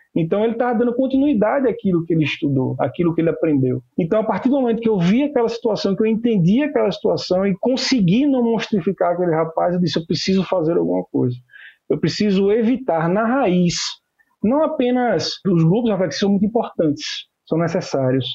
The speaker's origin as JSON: {"language": "Portuguese", "town": "Maceió", "region": "Alagoas", "country": "Brazil", "said": "Eu sou nordestino, sou alagoano, como eu disse, de Maceió"}